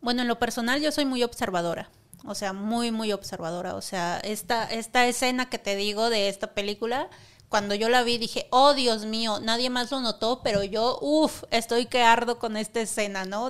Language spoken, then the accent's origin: Spanish; Monterrey, Nuevo León, Mexico; now in Mexico City, Mexico; soy originaria de Monterrey